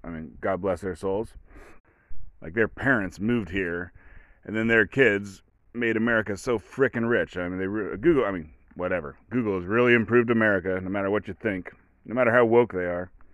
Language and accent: English; Oregon, United States; I'm from Oregon. I live in Oregon.